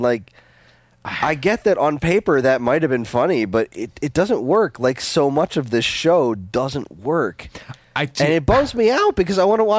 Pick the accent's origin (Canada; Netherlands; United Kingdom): United Kingdom; England; I'm English.